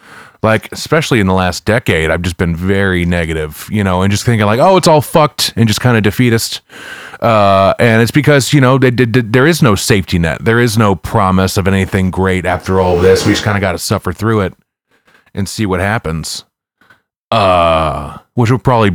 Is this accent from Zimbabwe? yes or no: no; St. Louis, Missouri, United States; I'm from Lewis, Missouri